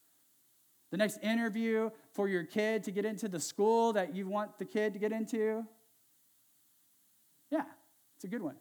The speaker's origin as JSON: {"language": "English", "region": "Central Valley of California", "country": "United States", "tie": "born or raised there", "said": "I grew up in the Central Valley of California."}